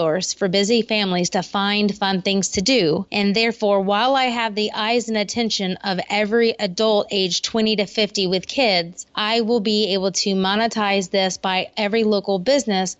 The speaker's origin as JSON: {"language": "English", "town": "Columbia", "region": "South Carolina", "country": "United States", "tie": "born or raised there", "moved": "as an adult", "lives_now": "Columbia, United States", "said": "my hometown of Columbia, South Carolina"}